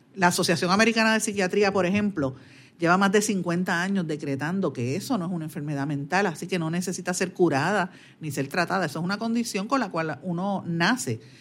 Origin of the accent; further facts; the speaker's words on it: Guaynabo, Puerto Rico; en mi pueblo de Guaynabo